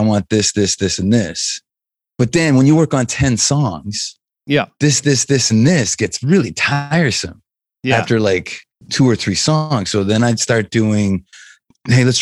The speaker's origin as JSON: {"language": "English", "country": "Canada", "said": "we're from Canada"}